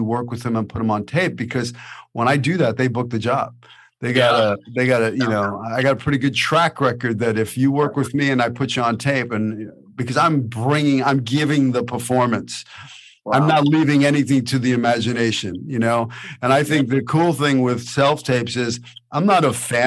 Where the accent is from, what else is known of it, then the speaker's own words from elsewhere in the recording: New York, United States; moved away; I'm an actor from New York